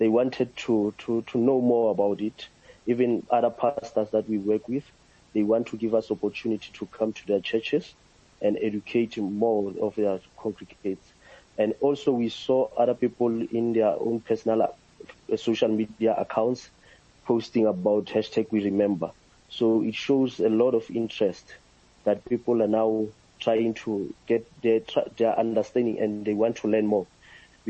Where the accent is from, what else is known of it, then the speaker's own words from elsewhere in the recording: South Africa; as a South African and as a young person who grew up under the systems of apartheid